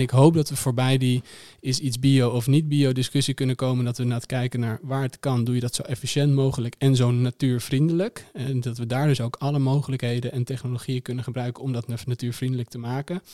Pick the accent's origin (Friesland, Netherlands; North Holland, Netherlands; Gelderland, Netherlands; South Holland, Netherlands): North Holland, Netherlands; Amsterdam; ik kom zelf uit Amsterdam